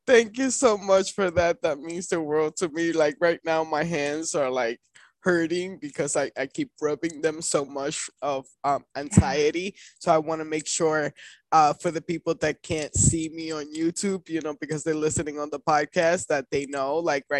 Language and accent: English; Puerto Rico; family, I am from Puerto Rico, and we don't have the sex conversation till like it's too late.